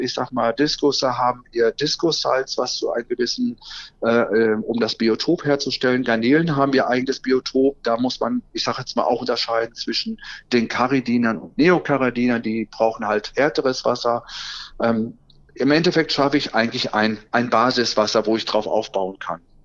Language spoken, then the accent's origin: German; Soester Börde, North Rhine-Westphalia, Germany; moved away as an adult; now in Solingen, Germany; gebürtig komme ich eigentlich aus der Soester Börde, aber mich findet man mittlerweile seit 18 Jahren in Solingen